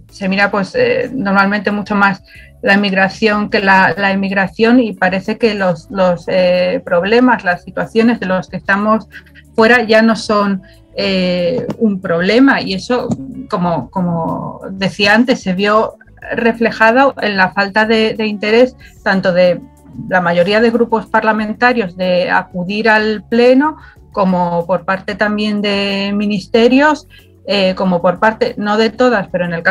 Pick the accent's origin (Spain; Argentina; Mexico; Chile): Spain; Y en otros países el poder ejercer un derecho que, tenemos como españoles era literalmente imposible